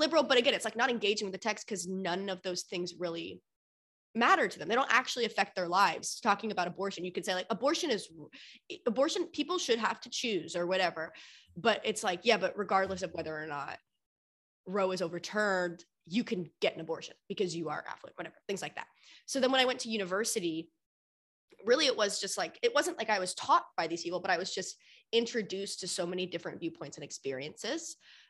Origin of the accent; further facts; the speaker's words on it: Annapolis, Maryland, United States; also born or lived in Mississauga; now in Toronto, Canada; So I was born in Toronto, where I live now, but I grew up in Annapolis, Maryland in the States. And then when we moved back to Canada, I was in Mississauga, Ontario.